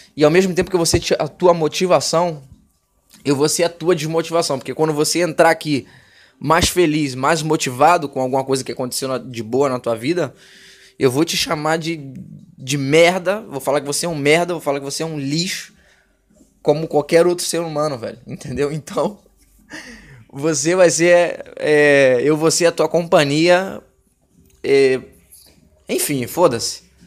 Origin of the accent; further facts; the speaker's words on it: Rio de Janeiro, Brazil; moved away as an adult; now in Buenos Aires, Argentina; Sou do Rio de Janeiro